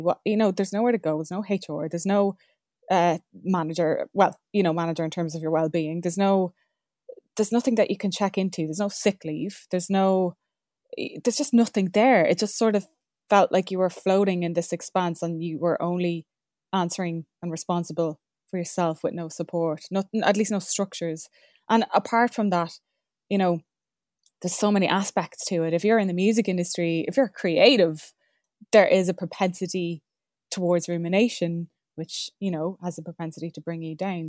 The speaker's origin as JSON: {"language": "English", "country": "Ireland", "said": "We're Irish"}